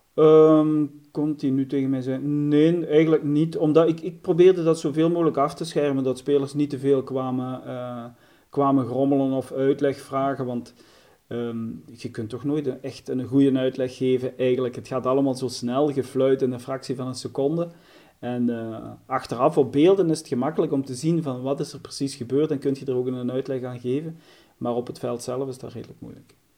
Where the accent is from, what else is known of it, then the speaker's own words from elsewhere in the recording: As, near Genk, Flanders, Belgium; ik ben afkomstig van Aspe Genk